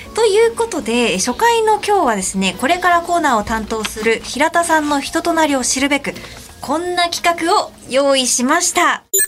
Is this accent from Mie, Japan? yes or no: no; Saitama, Japan; 埼玉県出身です